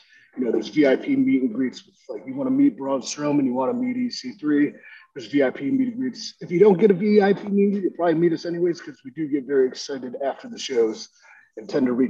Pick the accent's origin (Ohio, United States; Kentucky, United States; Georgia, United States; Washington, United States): Ohio, United States; Willoughby; moved away; growing up in Ohio, Willoughby